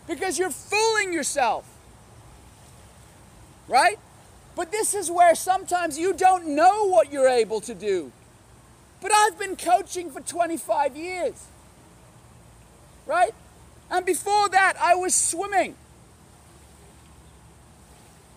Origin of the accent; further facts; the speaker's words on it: Hong Kong; I grew up in Hong Kong.